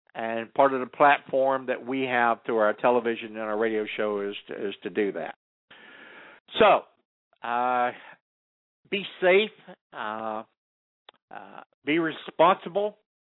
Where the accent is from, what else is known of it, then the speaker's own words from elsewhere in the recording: California, United States; as a Californian